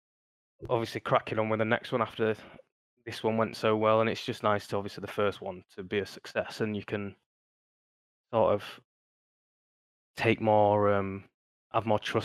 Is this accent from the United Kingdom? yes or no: yes; Yorkshire and the Humber, United Kingdom; moved away as an adult; Yeah, I'm a Yorkshire boy, obviously. So we're moving back up to Yorkshire and we're buying as forever home, and it's got a bit of land and stuff.